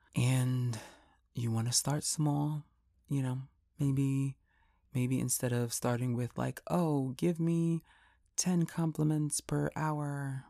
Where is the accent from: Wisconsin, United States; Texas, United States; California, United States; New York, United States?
New York, United States; I'm from New York